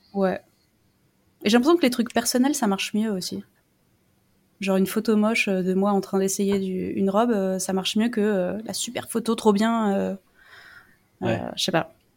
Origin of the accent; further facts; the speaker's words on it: France; c'est pas juste que je suis non anglophone, c'est que je suis française